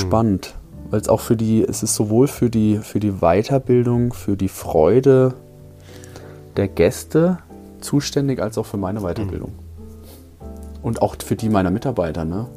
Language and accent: German; Markgräflerland, Baden-Württemberg, Germany; moved away as an adult; now in Dresden, Germany; ich bin ja 700 Kilometer aus dem Markgräflerland zu dir gezogen, nur wegen der Weinkulturbar